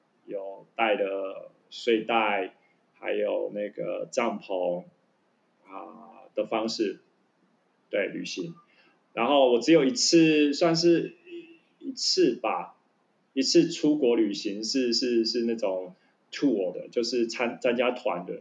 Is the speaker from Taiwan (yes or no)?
yes; Taiwan; OK 啊，我是百分之百正港的台湾人，台湾人。